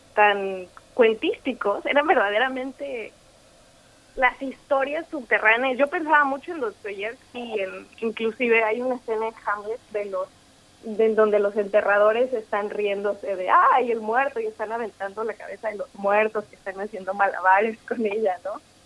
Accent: Mexico; now in New York, United States; Como mexicana

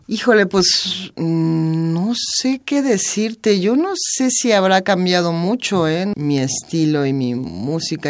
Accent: Mexico; moved away as an adult; also born or lived in Los Angeles / Spain; la misma nostalgia de mi tierra

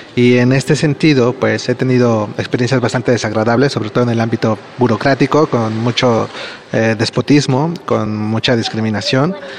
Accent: Mexico; moved away as an adult; now in Spain; soy mexicano y llevo aproximadamente tres años y medio viviendo en España

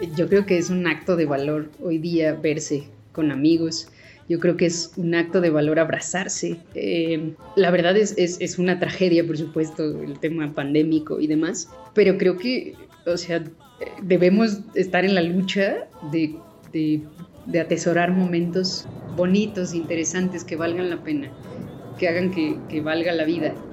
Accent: Mexico; así somos los mexicanos

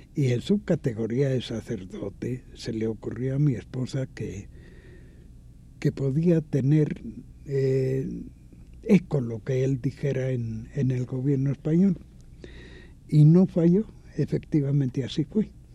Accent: Mexico; moved away; also born or lived in Mallorca, Spain; soy hijo de una república, soy mexicano

